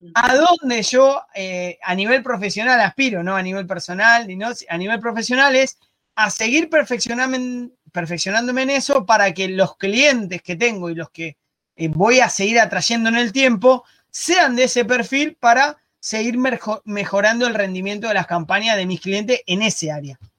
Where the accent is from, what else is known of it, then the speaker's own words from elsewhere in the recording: Argentina; moved away as an adult; also born or lived in Spain / Barcelona; now in Uruguay; soy argentino, vivo en Uruguay